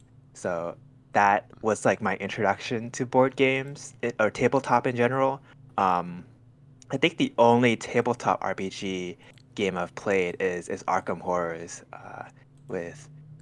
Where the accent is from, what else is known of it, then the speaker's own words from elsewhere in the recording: Thailand; now in Northern California, United States; I grew up in Thailand.